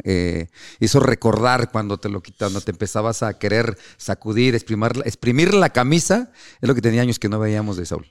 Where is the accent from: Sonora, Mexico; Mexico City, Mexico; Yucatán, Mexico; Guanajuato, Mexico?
Mexico City, Mexico; yo soy de la Ciudad de México